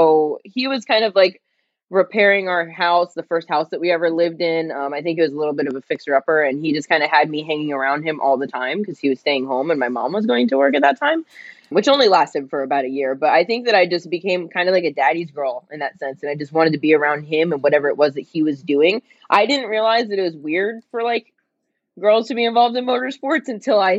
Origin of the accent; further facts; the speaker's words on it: New Jersey, United States; moved away as an adult; now in California, United States; I grew up in New Jersey where we actually have seasons, unlike California where I live now